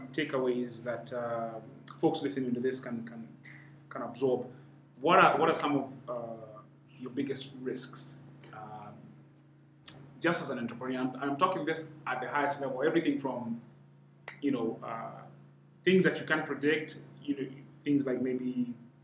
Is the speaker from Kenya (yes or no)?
yes; Kenya; I'm half Rwandese, but I'm Kenyan. I was born and raised in this, but I've got background there